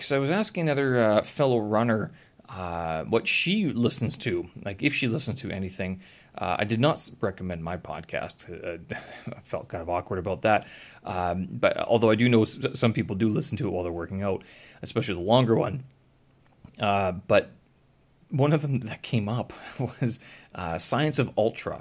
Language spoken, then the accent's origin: English; Winnipeg, Manitoba, Canada; my hometown, Winnipeg